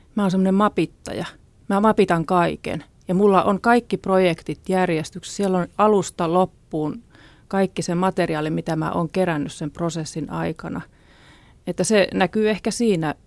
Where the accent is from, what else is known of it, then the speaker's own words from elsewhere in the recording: Ostrobothnia, Finland; Mä oon syntynyt Pohjanmaalla lakeuksilla